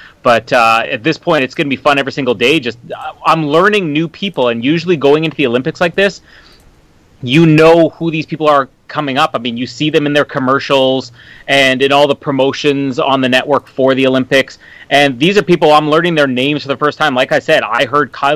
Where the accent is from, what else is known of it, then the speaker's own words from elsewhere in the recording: LaSalle, Manitoba, Canada; I grew up in LaSalle, Manitoba, which is about 15 minutes from Winnipeg